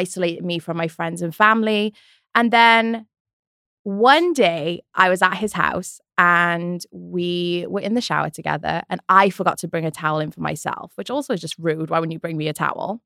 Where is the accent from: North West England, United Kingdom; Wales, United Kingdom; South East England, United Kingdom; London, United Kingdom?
Wales, United Kingdom; moved away as an adult; now in United States; I'm from Wales. I moved when I was twenty-one, two thousand eleven